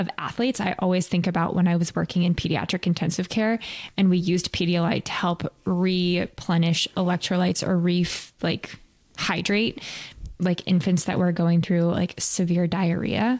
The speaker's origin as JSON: {"language": "English", "region": "Colorado", "country": "United States", "tie": "born or raised there", "said": "I grew up in Colorado"}